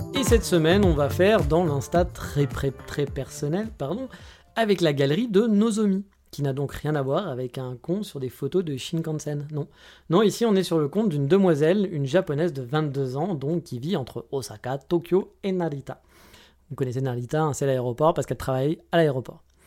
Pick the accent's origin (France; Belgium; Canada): France; now in Japan; on est français, monsieur